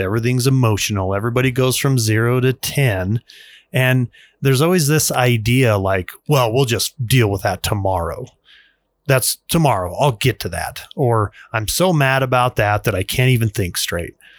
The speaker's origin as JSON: {"language": "English", "country": "United States", "said": "as an American male, father, taxpayer, worker"}